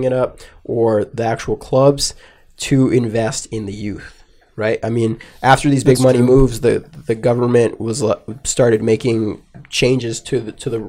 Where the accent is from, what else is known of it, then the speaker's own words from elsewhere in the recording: United States; I'm an American